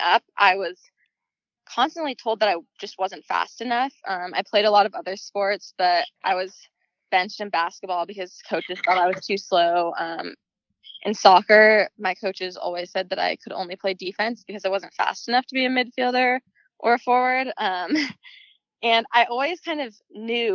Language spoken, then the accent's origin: English; Sacramento, California, United States; moved away as an adult; also born or lived in Portland, Oregon; I'm originally from Sacramento, California